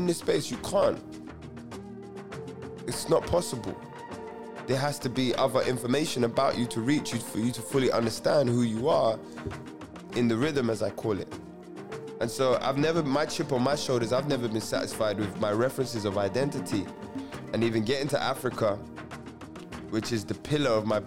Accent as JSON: {"language": "English", "region": "London", "country": "United Kingdom", "said": "I'm a Londoner through and through"}